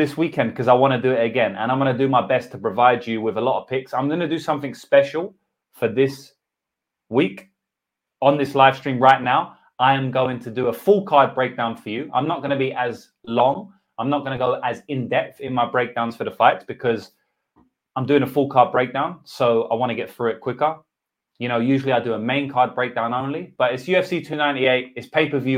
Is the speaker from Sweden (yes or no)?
no; England, United Kingdom; accent: English; All my beautiful English accent that all the ladies love.